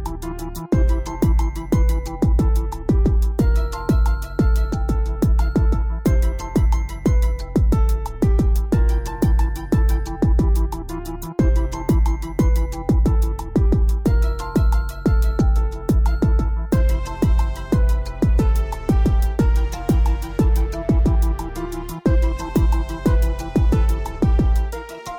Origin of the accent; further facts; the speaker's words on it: North Carolina, United States; also born or lived in Silver Spring, Maryland; I started living in North Carolina when I was 5, and I actually been in Maryland until I was 5